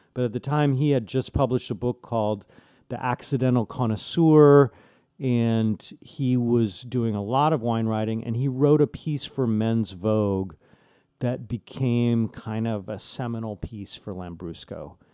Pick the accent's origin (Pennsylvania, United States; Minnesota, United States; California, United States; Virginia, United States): California, United States; San Diego; also born or lived in Chicago / Reggio Emilia; I was born in Chicago. My, my family moved to La Jolla, California, my f, uh, when I was about three years old